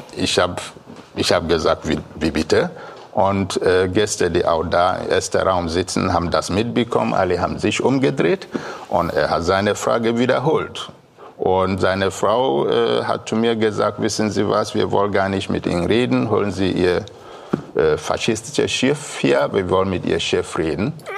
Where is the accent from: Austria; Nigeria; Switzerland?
Nigeria; Biafra; German is a second language; now in Kiel, Germany; Ich komme aus Biafra mhm. in Nigeria